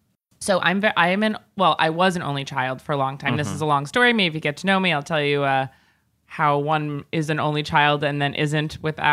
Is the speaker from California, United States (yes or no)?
no; Long Island, New York, United States; I'm from Long Island